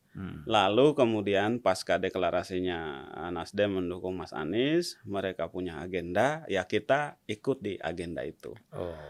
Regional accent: Sulawesi, Indonesia; also born or lived in Maluku; Ya karena saya lahir di Maluku, saya kemudian mengalami masa remaja di Sulawesi.

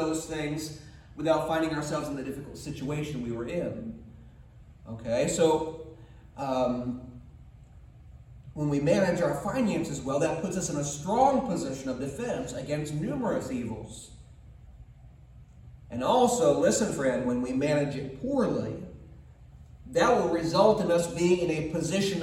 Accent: United States; we as American people

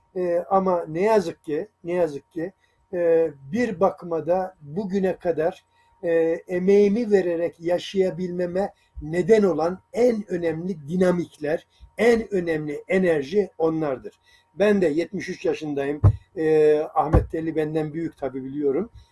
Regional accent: Sarıkamış, Kars Province, Turkey; moved away; also born or lived in Sungurlu, Çorum, Turkey; aslında Karslıyım ben Sarıkamış'ta ama Çorum, Sungurlu civarında e, yaşadığımız bir şeydir.

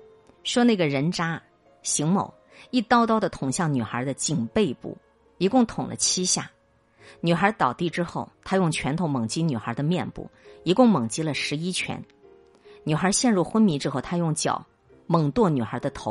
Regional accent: Henan, China; 老读者可能都知道，我是个河南人。我觉得这种惨案发生在中原大地上，我特别难过。

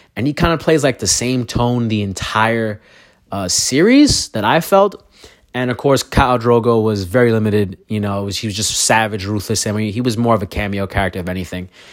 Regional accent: Brooklyn, New York, United States; I'm a kid from Brooklyn

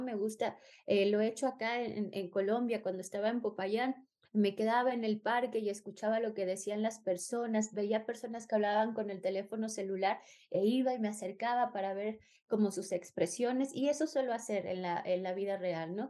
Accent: Mexico; moved away; also born or lived in Spain; soy mexicana

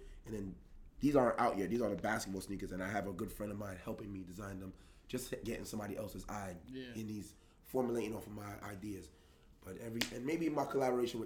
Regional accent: New York City, New York, United States; I am from the Bronx

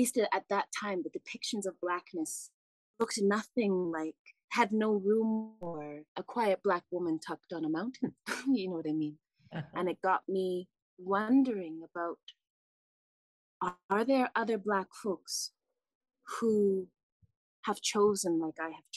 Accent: Vancouver, British Columbia, Canada; also born or lived in Chicago, Illinois, United States; now in Kaslo, Canada; having been born in Chicago, growing up in Vancouver.

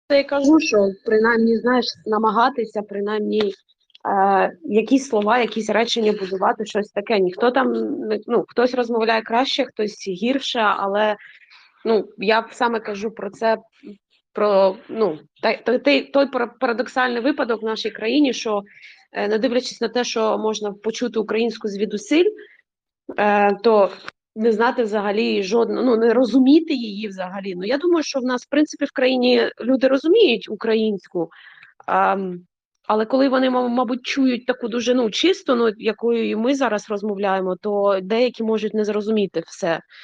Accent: Dnipro, Dnipropetrovsk Oblast, Ukraine; я з Дніпропетровську, ну з Дніпра, і я вирісла

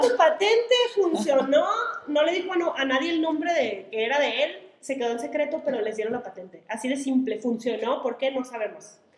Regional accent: Sonora, Mexico; Soy de Sonora

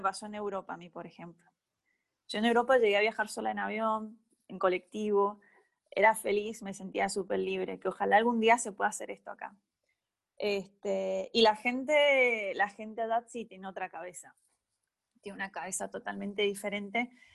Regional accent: Malargüe, Mendoza, Argentina; moved away as an adult; now in Mendoza, Argentina; yo soy de Malargüe y me vine a estudiar a la universidad

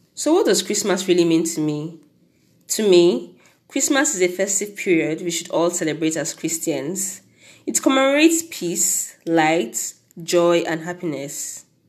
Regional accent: Nigeria; As a Nigerian

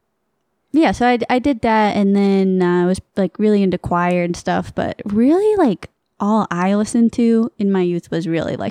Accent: Maine, United States; moved away; also born or lived in Vermont; I grew up in Maine

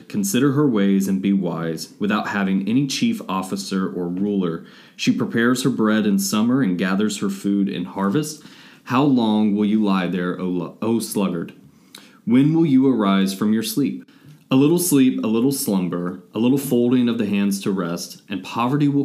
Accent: Atlanta, Georgia, United States; Atlanta native

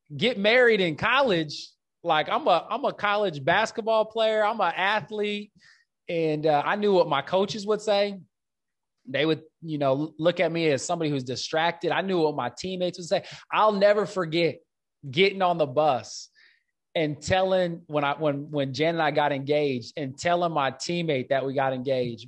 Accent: Omaha, Nebraska, United States; I grew up in North Omaha, this inner city context

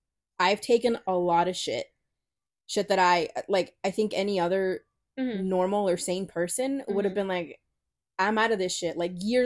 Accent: El Salvador; now in Los Angeles, United States; I'm from El Salvador.

